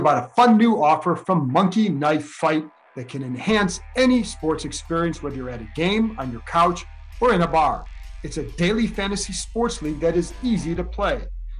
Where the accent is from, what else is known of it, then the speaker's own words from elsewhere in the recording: Cleveland, Ohio, United States; I grew up in Cleveland